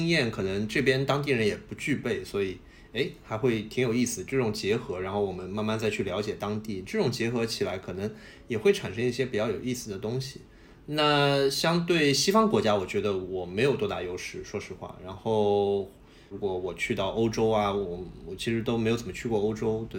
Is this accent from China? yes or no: yes; China; 所以也是为什么我们中国人那时候看韩剧会有一种很暖心的感觉